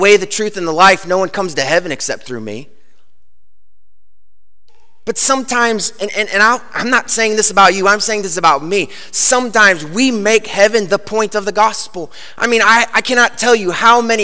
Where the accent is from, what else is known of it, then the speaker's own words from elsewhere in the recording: Chicago, Illinois, United States; I grew up in Chicago